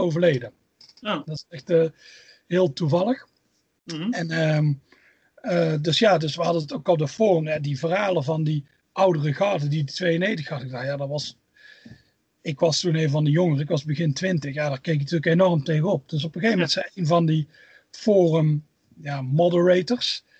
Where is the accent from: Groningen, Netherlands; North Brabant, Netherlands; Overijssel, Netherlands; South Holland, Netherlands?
North Brabant, Netherlands; Tilburg; moved away as an adult; now in Scotland; Ik kom uit Tilburg. Waarschijnlijk hoor je het al een beetje aan het accent.